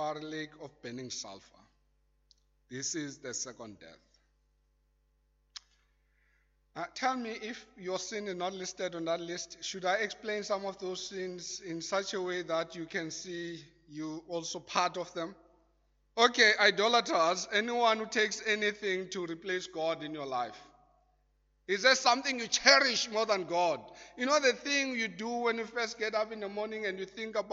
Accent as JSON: {"language": "English", "country": "South Africa", "said": "as a South African"}